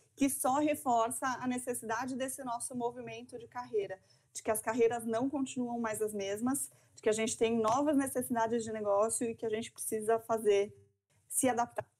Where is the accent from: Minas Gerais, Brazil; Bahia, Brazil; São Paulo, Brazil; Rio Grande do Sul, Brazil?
São Paulo, Brazil; moved away as an adult; now in Santa Catarina, Brazil; sou paulistana